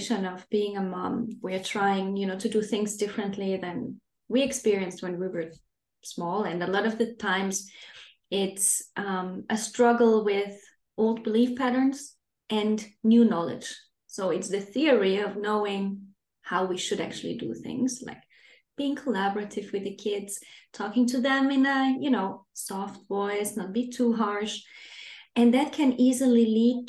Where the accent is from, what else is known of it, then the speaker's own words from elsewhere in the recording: Austria; moved away as an adult; now in Denmark; I'm not originally from Denmark. I live here with my family. I'm originally from Austria